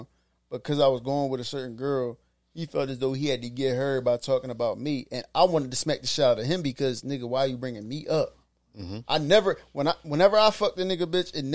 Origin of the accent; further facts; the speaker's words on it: Philadelphia, Pennsylvania, United States; I'm from South Philly